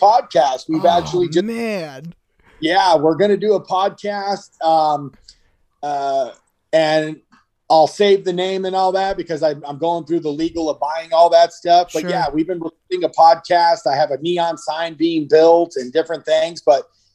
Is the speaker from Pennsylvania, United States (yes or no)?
no; about 50 miles east of Los Angeles, California, United States; we're born and raised about 50 miles east of Los Angeles. We currently still live in Southern California.